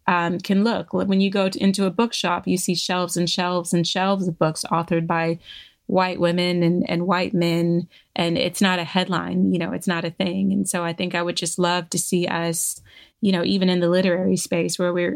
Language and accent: English; Virginia, United States; moved away as an adult; now in London, United Kingdom; I grew up in Virginia, in the South, I had a perfectly lovely and enjoyable childhood